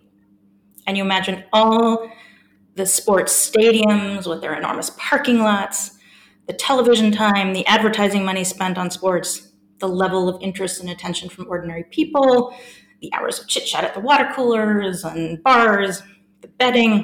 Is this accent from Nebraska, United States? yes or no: no; San Francisco, California, United States; moved away as an adult; also born or lived in Melbourne, Australia; now in Durham, United Kingdom; I'm an American by birth, and I grew up in the fabulous city of San Francisco